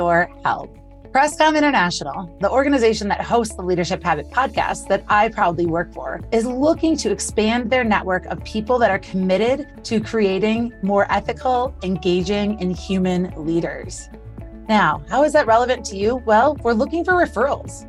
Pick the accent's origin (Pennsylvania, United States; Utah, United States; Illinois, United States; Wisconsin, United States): Wisconsin, United States; Little Chute; I'm from Little Chute, Wisconsin